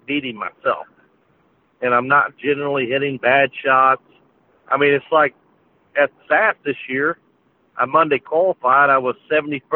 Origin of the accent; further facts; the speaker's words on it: Illinois, United States; moved away as an adult; I'm living back where I grew up in Illinois